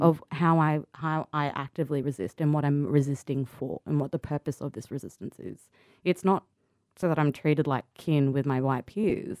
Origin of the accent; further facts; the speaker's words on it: Sydney, New South Wales, Australia; also born or lived in Cunnamulla, Queensland; I grew up there until I was about seven, and then we moved to Sydney and Marrickville